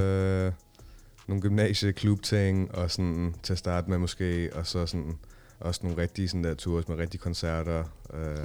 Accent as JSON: {"language": "Danish", "town": "Copenhagen", "region": "Capital Region of Denmark", "country": "Denmark", "tie": "born or raised there", "said": "jeg er opvokset i Nordvest"}